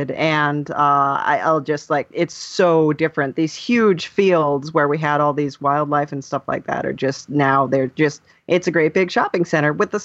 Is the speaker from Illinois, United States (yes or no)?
no; Encinitas, California, United States; moved away; mostly, I guess, Encinitas, California